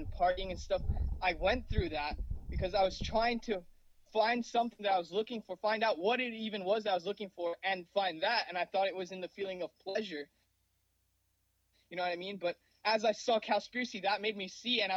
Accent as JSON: {"language": "English", "region": "New Jersey", "country": "United States", "tie": "born or raised there", "also_born_or_lived": "Mumbai, India", "said": "I grew up in Mumbai, India till I was 4 years old. That's where I was born. And now I'm 23, living in New Jersey. I've been living here since I was four in the United States"}